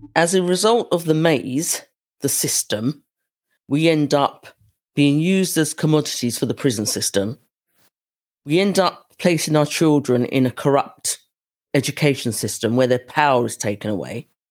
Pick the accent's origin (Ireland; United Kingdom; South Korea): United Kingdom; accent: British; my British accent